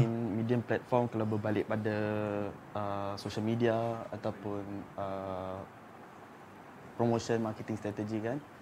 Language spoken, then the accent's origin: Malay; Malaysia; kita sebagai rakyat Malaysia